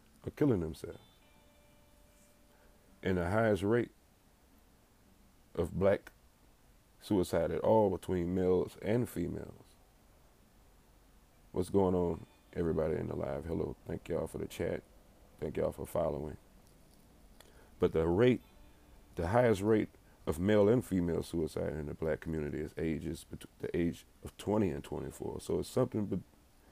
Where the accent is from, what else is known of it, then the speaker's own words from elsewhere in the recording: Baton Rouge, Louisiana, United States; I'm from Baton Rouge